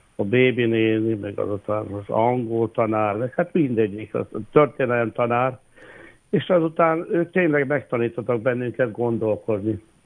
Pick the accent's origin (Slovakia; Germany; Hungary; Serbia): Serbia; Bački Vinogradi, Vojvodina; also born or lived in Subotica, Serbia; Szabadkán születtem, de Királyhalmán éltünk, és hát ott végeztem a, az alapiskolákat